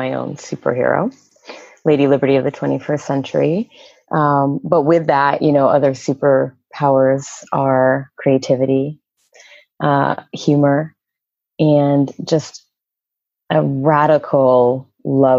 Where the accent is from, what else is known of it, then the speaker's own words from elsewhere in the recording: Vermont, United States; moved away as an adult; also born or lived in Brooklyn, New York; I grew up in Vermont.